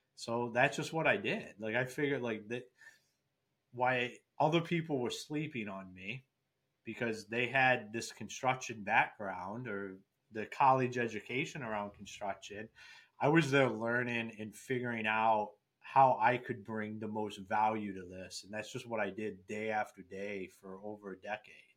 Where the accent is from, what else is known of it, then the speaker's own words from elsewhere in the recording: Akron, Ohio, United States; moved away as an adult; now in Michigan, United States; I'm originally from Akron, Ohio.